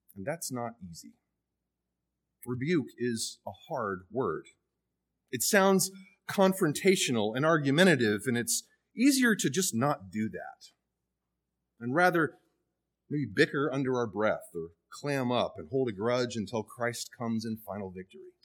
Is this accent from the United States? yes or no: yes; the South, United States; from the South like I am